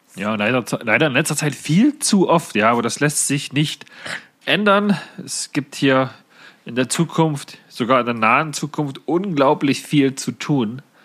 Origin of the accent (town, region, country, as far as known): Saxony-Anhalt, Germany